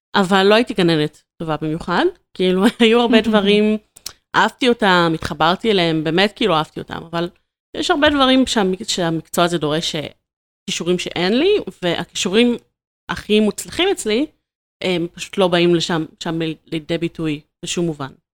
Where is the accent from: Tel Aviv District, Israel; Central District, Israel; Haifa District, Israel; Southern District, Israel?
Tel Aviv District, Israel; Ramat Gan; moved away as an adult; now in Pardes Hanna, Israel; אני לגמרי מרכזניקית, אני במקור מרמת גן